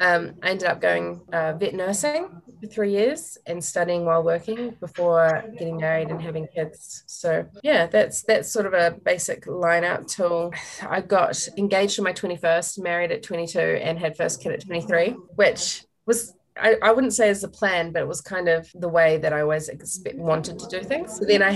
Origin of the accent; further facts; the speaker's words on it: Auckland, New Zealand; moved away as an adult; also born or lived in Wainui / South Canterbury; now in Lake Hawea, New Zealand; I grew up in suburban Auckland in Sunny Nook on the North Shore. I went to the largest girls' high school in New Zealand, 2,500 girls. By the time I was about 15, I think, we moved out to Wainui, which is a bit further out